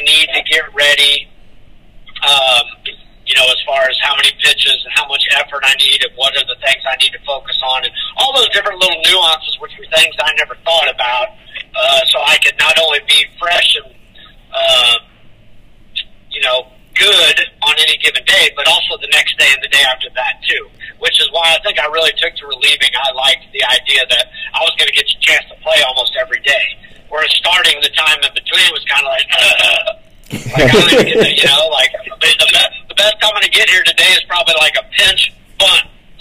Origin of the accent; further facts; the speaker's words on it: Mid Missouri, United States; moved away; also born or lived in Texas; I grew up in Mid Missouri